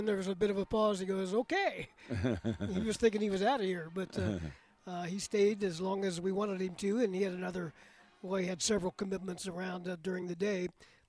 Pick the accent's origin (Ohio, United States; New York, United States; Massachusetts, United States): Ohio, United States; moved away; I was growing up in Ohio